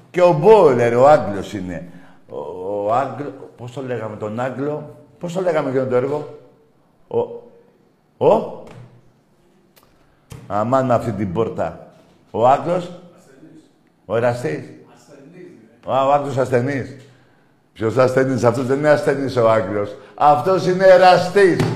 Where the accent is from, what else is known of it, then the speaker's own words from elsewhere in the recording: Zefyri, Attica, Greece; Ναι, είμαι από Ζεφύρι ΑΕΚ.